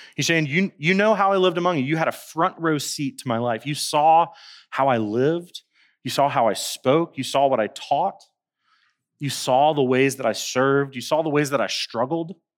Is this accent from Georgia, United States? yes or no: no; Winston-Salem, North Carolina, United States; now in Colombia; I'm from Winston-Salem, North Carolina, and our city is referred to as the Dash